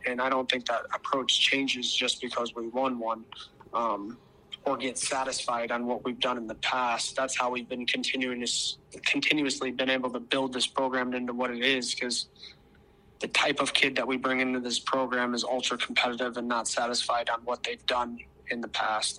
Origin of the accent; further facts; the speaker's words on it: Arizona, United States; moved away as an adult; now in Brookings, United States; I'm from Arizona